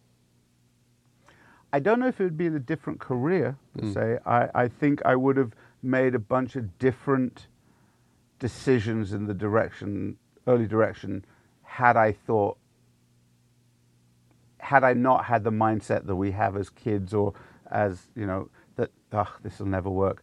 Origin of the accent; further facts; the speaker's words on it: England, United Kingdom; being English